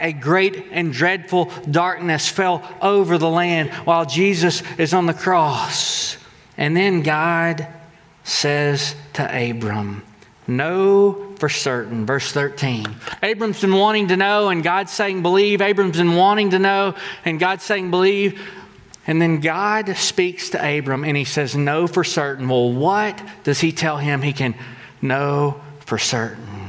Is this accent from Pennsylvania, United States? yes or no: no; Texas, United States; We're from Texas